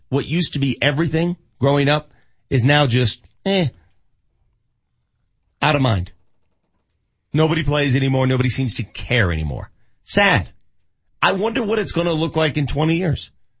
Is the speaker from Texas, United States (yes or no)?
no; Denver, Colorado, United States; when I was growing up in North Denver in the 80s